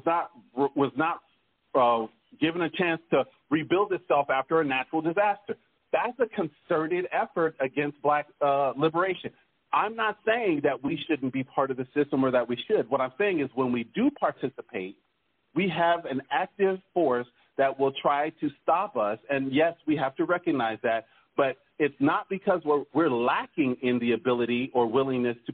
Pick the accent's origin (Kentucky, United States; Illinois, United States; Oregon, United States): Oregon, United States; I come from Oregon